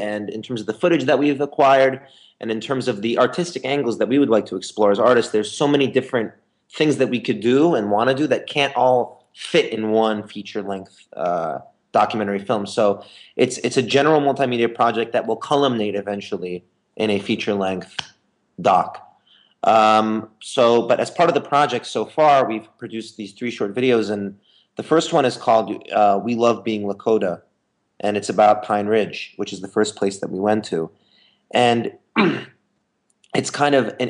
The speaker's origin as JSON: {"language": "English", "country": "Lebanon", "also_born_or_lived": "Beirut", "said": "I'm from Lebanon, I'm Lebanese"}